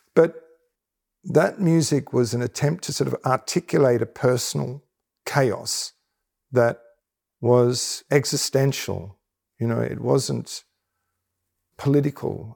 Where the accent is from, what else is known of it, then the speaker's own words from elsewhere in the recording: Australia; as an Australian